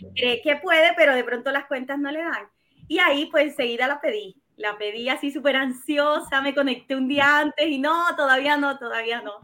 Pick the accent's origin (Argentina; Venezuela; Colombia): Colombia; moved away as an adult; now in Chile; soy colombiana, tengo 41 años, vivo en Chile hace 12 años ya.